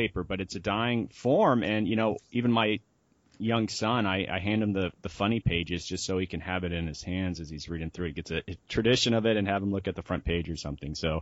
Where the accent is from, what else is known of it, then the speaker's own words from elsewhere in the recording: Sarasota, Florida, United States; moved away; also born or lived in Washington; I grew up in Sarasota, Florida